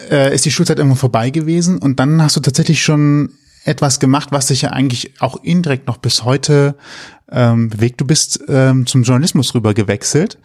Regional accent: Rhineland, Germany; als Rheinländer

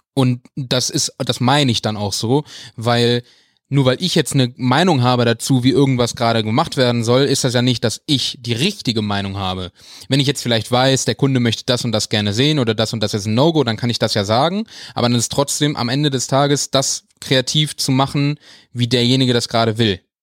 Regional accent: Wuppertal, North Rhine-Westphalia, Germany; Weil ich bin ja in Wuppertal groß geworden

